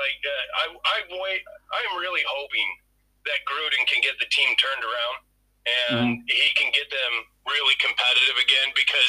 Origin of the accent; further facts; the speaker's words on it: Kansas City, Missouri, United States; I've been a fan of the Chiefs since I was a kid growing up in the Kansas City area. I'm almost 40 years old now, so I've been here for all the horrible years, right?